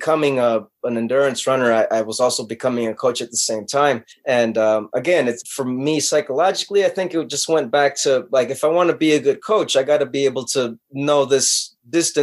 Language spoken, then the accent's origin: English; Los Angeles, California, United States; born and raised in Los Angeles